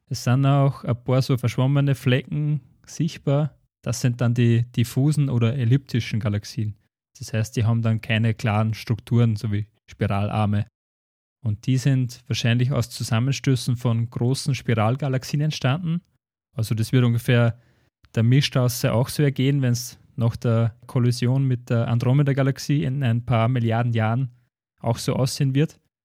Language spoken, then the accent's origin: German; Schärding, Upper Austria, Austria; bei uns in Schering